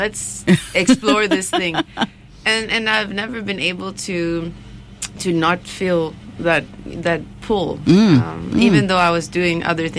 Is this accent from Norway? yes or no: yes; Norway; moved away as an adult; now in Ghana; I grew up in Norway.